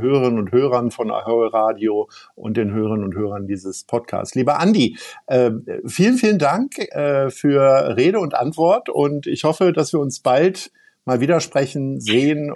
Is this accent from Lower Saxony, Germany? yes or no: yes; Hanover, Lower Saxony, Germany; now in Hamburg, Germany; ich komme ja aus Hannover ursprünglich